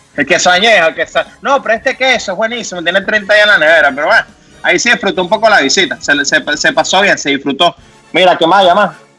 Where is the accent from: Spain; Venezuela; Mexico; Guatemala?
Venezuela; moved away; yo porque no estoy ahorita en Venezuela, mi tierra que tanto quiero